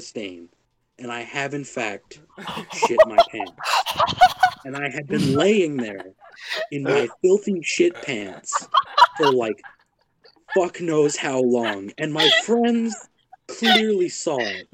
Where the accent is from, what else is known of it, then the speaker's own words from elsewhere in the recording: Ohio, United States; I have only ever left my home state of Ohio one time